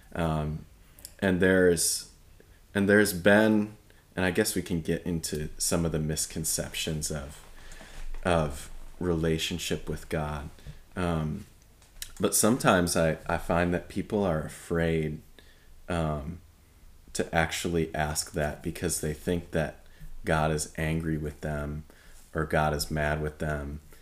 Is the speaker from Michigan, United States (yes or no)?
yes; Michigan, United States; moved away as an adult; I grew up in Michigan, uh, which is very cold place.